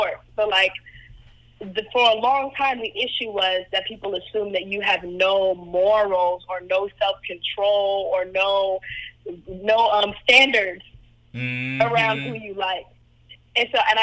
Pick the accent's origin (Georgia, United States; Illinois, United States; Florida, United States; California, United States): Georgia, United States; Atlanta; also born or lived in Cleveland, Ohio; I grew up in Atlanta